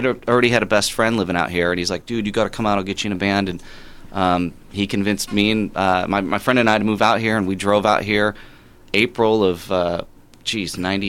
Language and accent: English; Indiana, United States; we're from Indiana